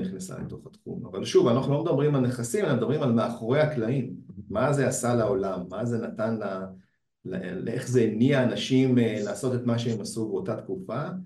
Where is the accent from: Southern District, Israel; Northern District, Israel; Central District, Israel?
Southern District, Israel; Beersheba; אני מהדרום, אני מבאר שבע